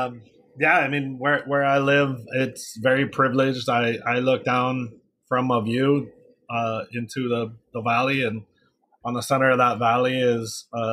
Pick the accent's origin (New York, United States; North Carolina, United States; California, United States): California, United States; Los Angeles; When I grew up in Los Angeles, it was more Mexican gangs, but I was definitely a minority in my neighborhood.